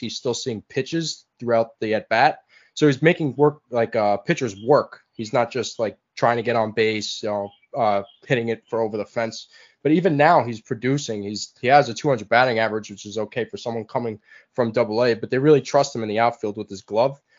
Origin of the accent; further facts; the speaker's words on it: Long Island, New York, United States; I'm actually from Long Island